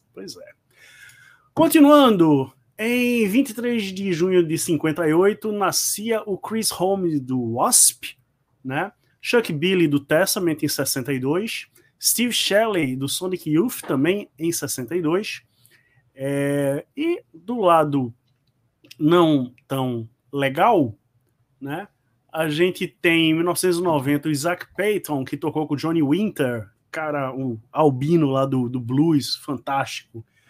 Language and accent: Portuguese; Recife, Pernambuco, Brazil; nós somos um canal nordestino, pernambucano, somos aqui do Recife